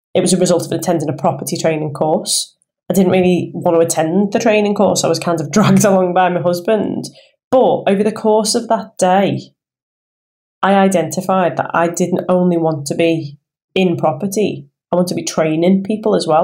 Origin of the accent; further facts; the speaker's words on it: Liverpool, North West England, United Kingdom; accent: Scouse; I am a Scouser. Born and raised in Liverpool